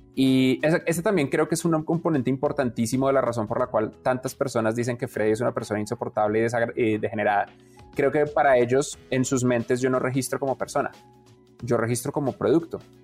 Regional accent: Colombia; ambos somos colombianos

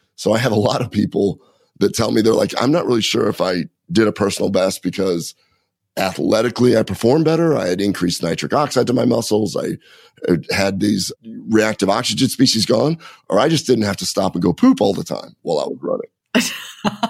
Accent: Nebraska, United States; I grew up in Nebraska.

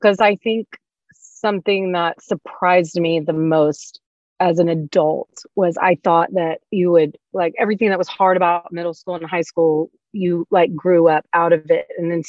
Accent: Louisiana, United States; I'm from Louisiana.

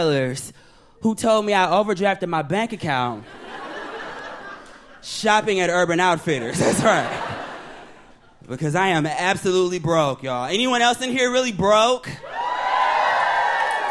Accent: Detroit, Michigan, United States; moved away as an adult; also born or lived in Bronx, New York; now in Brooklyn, United States; I'm originally from Detroit, Michigan

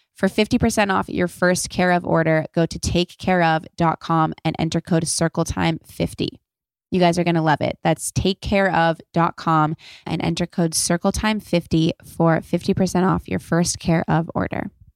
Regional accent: Los Angeles, California, United States; I was born and raised in Los Angeles

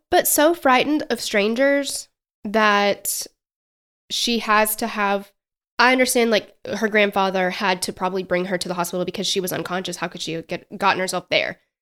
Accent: Tennessee, United States; accent: Southern; We are Southern as hell

